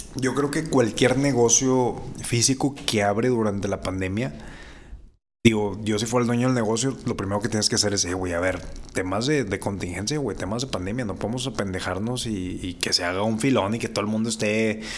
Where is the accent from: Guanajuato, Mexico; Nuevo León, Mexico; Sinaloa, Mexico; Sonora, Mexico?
Nuevo León, Mexico; Monterrey; como buen regio